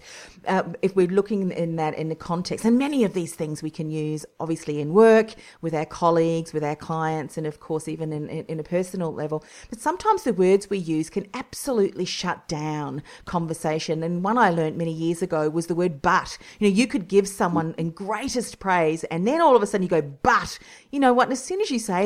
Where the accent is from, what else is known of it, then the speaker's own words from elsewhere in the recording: New Zealand; now in Australia; I'm originally from New Zealand too